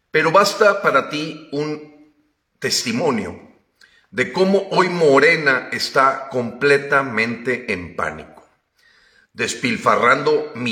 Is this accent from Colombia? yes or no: no; Mexico; Somos mayoría los mexicanos que repudiamos esta gestión gubernamental